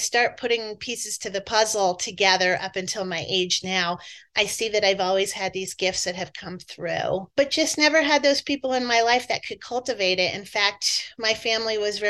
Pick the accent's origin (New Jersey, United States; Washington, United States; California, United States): New Jersey, United States; I grew up in New Jersey, so you'll hear my accent come out occasionally